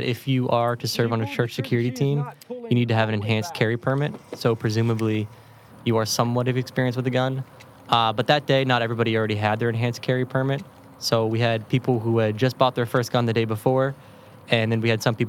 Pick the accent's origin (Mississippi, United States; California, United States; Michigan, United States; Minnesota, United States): Mississippi, United States; Raymond; I'm from Raymond, Mississippi, which is just outside of Jackson.